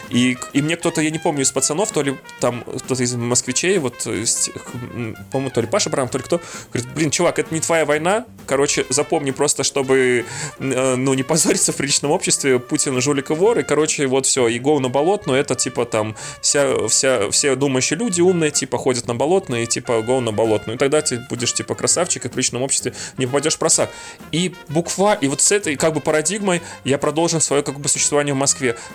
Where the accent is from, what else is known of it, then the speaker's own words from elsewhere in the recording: Belarus; moved away as an adult; now in Russia; А я приехал такой, типа, из Беларуси, я не владел там вот этой вот ситуацией, которая в России происходит абсолютно